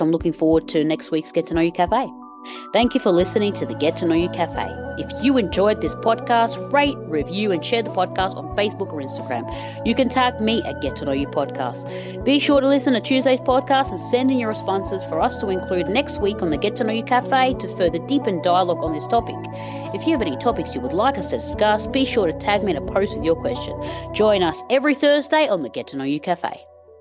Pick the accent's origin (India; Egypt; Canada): Egypt; I'm from Egypt